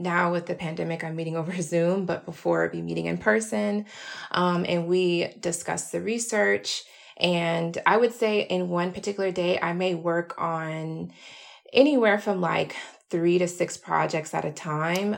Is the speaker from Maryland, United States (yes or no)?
no; Atlanta, Georgia, United States; moved away as an adult; now in New York, United States; I'm from Atlanta, Georgia originally